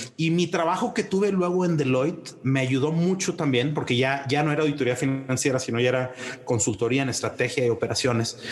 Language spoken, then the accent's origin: Spanish; Monterrey, Nuevo León, Mexico; moved away as an adult; also born or lived in Fort Collins, Colorado, United States; now in Mexico City, Mexico; soy, soy de Monterrey, de una familia que originalmente viene de Monclova, Coahuila